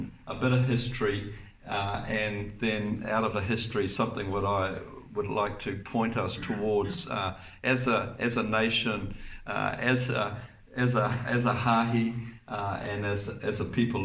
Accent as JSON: {"language": "English", "region": "Bay of Plenty", "country": "New Zealand", "said": "we're from the Bay of Plenty. So we're a long way from home"}